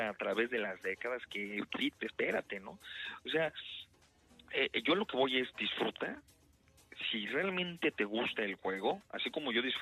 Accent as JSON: {"language": "Spanish", "country": "Mexico", "moved": "yes", "lives_now": "Houston, United States", "said": "Uno como mexicano que tiene sus raíces"}